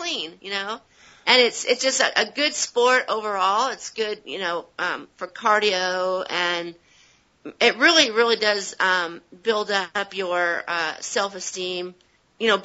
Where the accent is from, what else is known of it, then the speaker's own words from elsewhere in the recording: Southern California, United States; growing up in Southern California